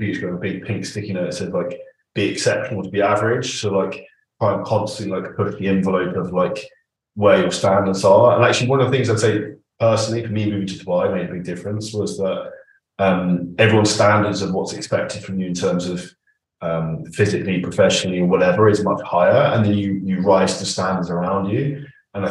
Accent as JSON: {"language": "English", "country": "United Kingdom", "said": "we're both British"}